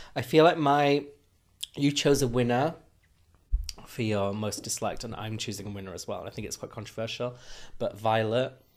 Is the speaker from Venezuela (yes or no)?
no; Huddersfield, Yorkshire and the Humber, United Kingdom; moved away; we're both from Huddersfield